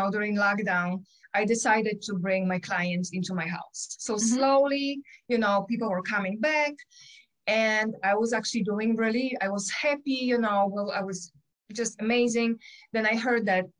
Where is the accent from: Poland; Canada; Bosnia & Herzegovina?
Poland; English is a second language; moved away as an adult; now in Michigan, United States; I have an accent. I was born in Poland. I came here when I was 20, almost 21